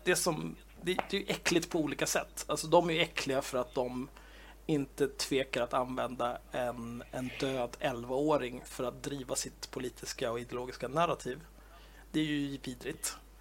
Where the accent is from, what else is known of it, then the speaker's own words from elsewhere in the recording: Stockholm, Stockholm County, Sweden; född och uppvuxen i Stockholm, den kungliga huvudstaden